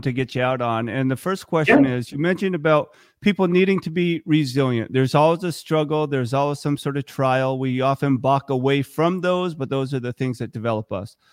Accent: Vermont, United States; growing up in Vermont, when I was in fifth grade

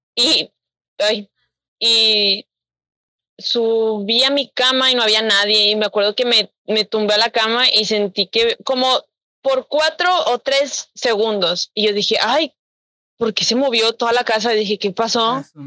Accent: Monterrey, Nuevo León, Mexico; yo soy de Monterrey

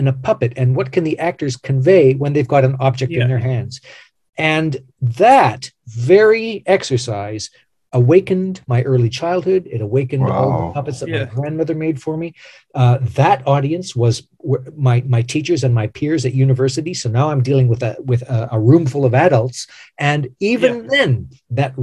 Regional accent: Canada; I am a Canadian actor

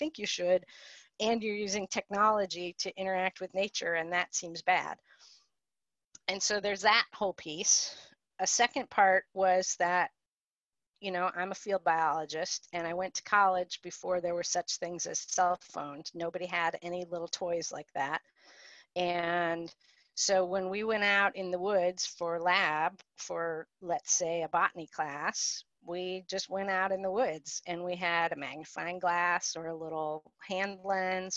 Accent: Cleveland, Ohio, United States; moved away as an adult; now in North Country, New York, United States; I grew up in suburbia outside of Cleveland, Ohio, and moved progressively south for college and graduate school

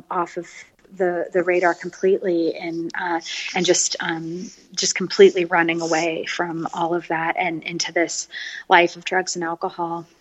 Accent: San Francisco, California, United States; also born or lived in Paris, France; now in Austin, United States; I grew up in California, uh, in San Francisco, and so I've really been a city girl my whole life

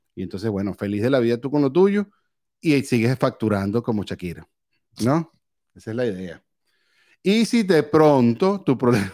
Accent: Valencia, Carabobo, Venezuela; moved away; Yo soy de Valencia.

